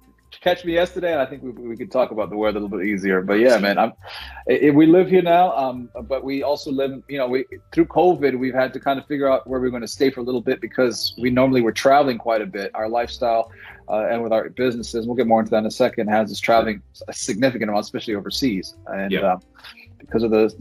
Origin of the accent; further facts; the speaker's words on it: South Africa; now in United States; My mother is South African.